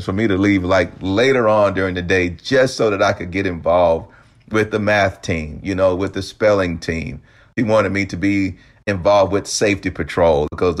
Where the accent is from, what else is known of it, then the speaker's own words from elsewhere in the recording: the South, United States; growing up in the South